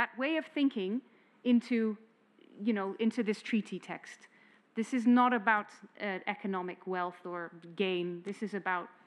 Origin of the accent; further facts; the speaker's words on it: Netherlands; I'm from the Netherlands